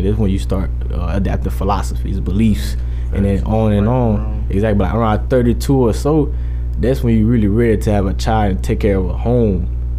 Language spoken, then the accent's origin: English; Boulder City, Nevada, United States; I'm from Boulder City. Like, I mean, everybody got that hood.